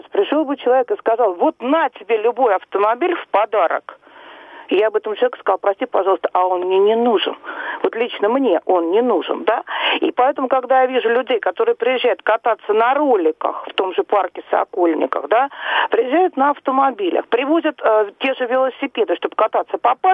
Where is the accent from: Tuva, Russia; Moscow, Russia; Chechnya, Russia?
Moscow, Russia; А вы знаете, я коренная москвичка.